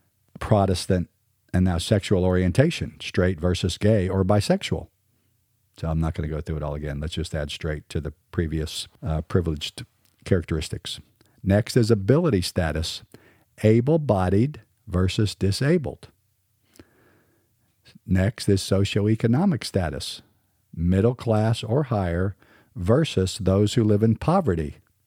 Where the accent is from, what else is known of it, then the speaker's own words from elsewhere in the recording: Southern United States, United States; accent: standard American; I'm a Southern boy, but I probably speak more like a standard American.